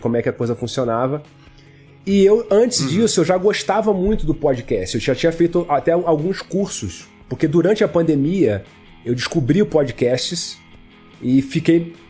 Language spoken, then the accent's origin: Portuguese; Rio de Janeiro, Brazil; moved away as an adult; now in Belo Horizonte, Brazil; Eu sou do Rio